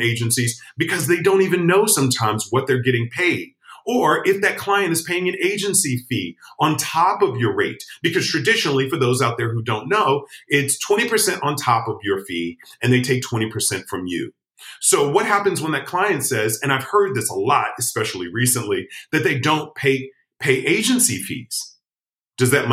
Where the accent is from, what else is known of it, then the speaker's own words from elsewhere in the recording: Chicago, Illinois, United States; moved away; I'm originally from Chicago